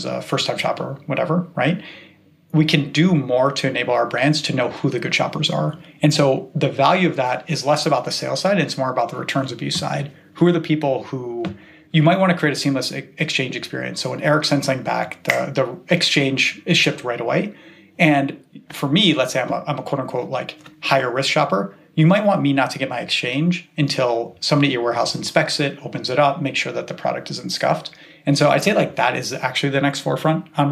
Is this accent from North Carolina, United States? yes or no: no; Cleveland, Ohio, United States; now in Bay Area, United States; I grew up in Cleveland, which is America's favorite city.